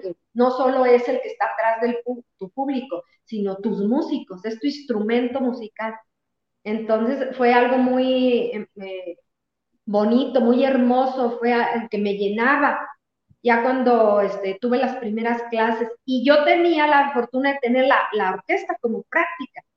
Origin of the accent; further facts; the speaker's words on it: Tepehuanes, Durango, Mexico; yo nací en Tepehuanes, cuando nos venimos a vivir aquí a Durango, eh, era para que yo siguiera estudiando, yo tenía 12 años